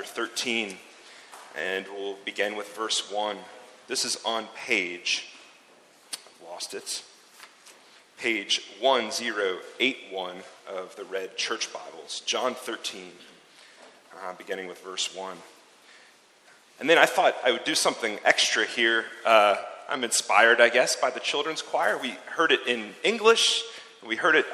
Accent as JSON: {"language": "English", "country": "United States", "accent": "American", "moved": "yes", "lives_now": "Zurich, Switzerland", "said": "my American accent"}